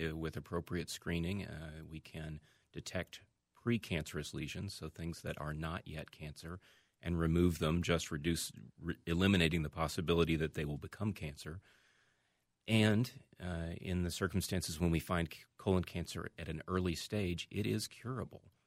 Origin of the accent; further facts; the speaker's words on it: Birmingham, Alabama, United States; moved away as an adult; now in Minnesota, United States; I grew up in Birmingham, Alabama, uh, and went to medical school there.